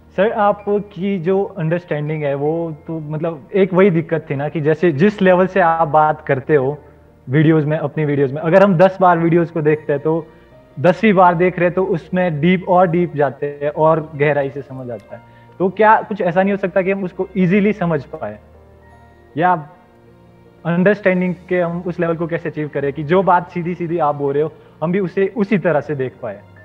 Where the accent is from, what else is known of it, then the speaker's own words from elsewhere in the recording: Himachal Pradesh, India; हिमाचल प्रदेश से मैं स्टूडेंट हूँ